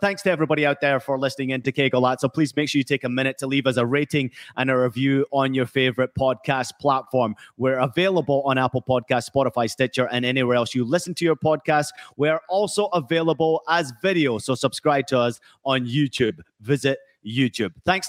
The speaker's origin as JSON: {"language": "English", "region": "Scotland", "country": "United Kingdom", "tie": "born or raised there", "also_born_or_lived": "California / Germany", "said": "You know, I was born in California. The US are in England's group. I grew up in Scotland. My father is English. I played in Germany for 5 years."}